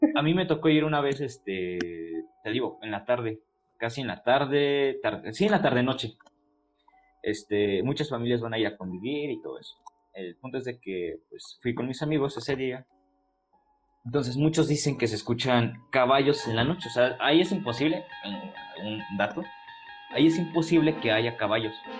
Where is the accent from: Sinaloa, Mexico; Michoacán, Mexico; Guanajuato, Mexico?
Guanajuato, Mexico; Celaya; yo soy de, pues somos de Celaya, Guanajuato, pero yo soy de una comunidad a las afueras de Celaya. Este, mi pueblo se llama San Juan de la Vega